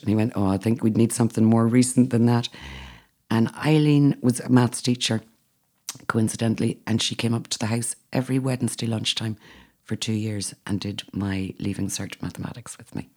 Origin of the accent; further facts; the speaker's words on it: Northern Ireland, United Kingdom; now in Athenry, Ireland; I'm Northern Irish